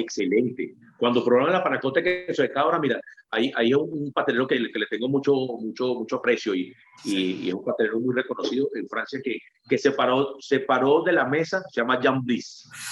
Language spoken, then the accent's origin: Spanish; Venezuela; moved away; Venezuela es la tierra de mis raíces.